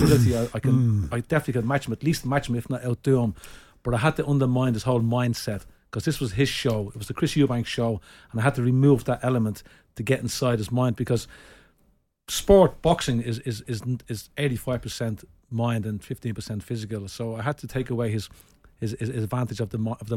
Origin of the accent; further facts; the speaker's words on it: Ireland; I am an Irish gentleman